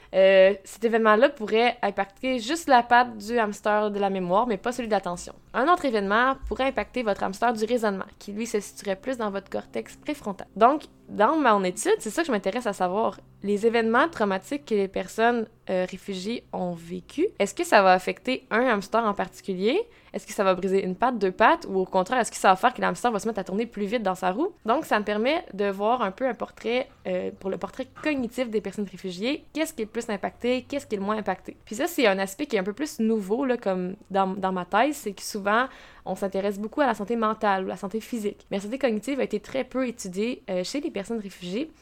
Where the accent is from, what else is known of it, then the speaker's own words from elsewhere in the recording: Quebec, Canada; also born or lived in Trois-Rivières; je suis, je suis québécoise, euh, je suis à la Trois-Rivières depuis 25 euh, ans